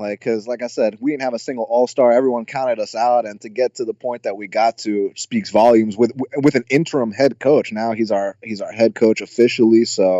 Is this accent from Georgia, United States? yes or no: yes; Atlanta, Georgia, United States; I'm just so loyal to my hometown, man. I'll always root for all Atlanta teams.